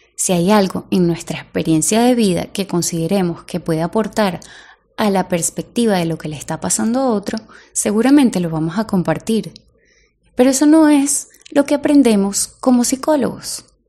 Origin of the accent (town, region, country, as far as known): Venezuela